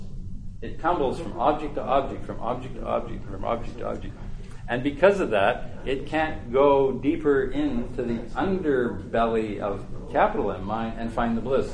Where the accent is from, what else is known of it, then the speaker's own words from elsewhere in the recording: Western Canada, the Prairies, Canada; I'm from the prairies. I'm from Western Canada.